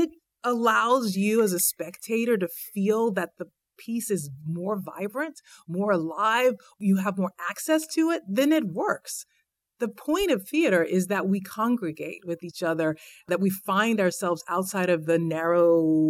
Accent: Houston, Texas, United States; Houston, Texas.

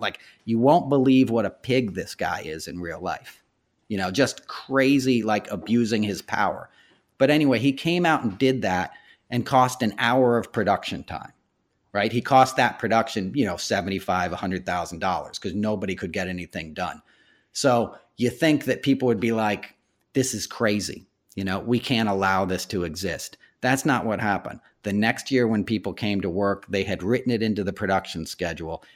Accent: Westchester, New York, United States; I grew up in New York in the eighties, in Westchester, outside of the city.

